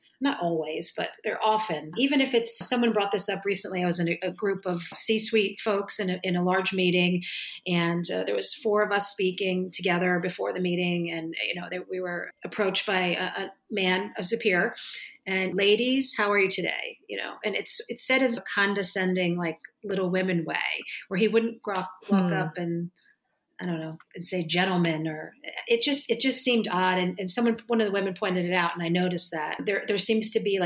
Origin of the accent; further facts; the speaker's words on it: New Jersey, United States; I'm born and raised in New Jersey, an Italian family